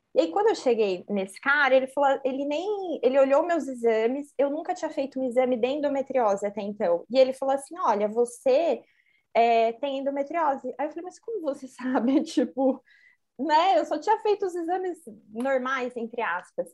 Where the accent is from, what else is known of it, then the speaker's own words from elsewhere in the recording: Assis, São Paulo, Brazil; eu sou de Assis